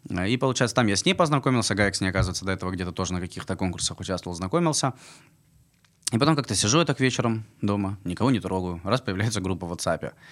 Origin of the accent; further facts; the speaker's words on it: Armenia; показать, что, ну, как бы мы армяне, играем нашу национальную музыку